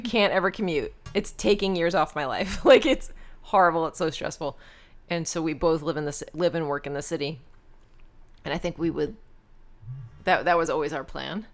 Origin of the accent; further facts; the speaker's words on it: Rockland County, New York, United States; also born or lived in Long Island, New York / Flushing, Queens, New York; We lived in Queens, in Flushing, and then we moved up to Rockland County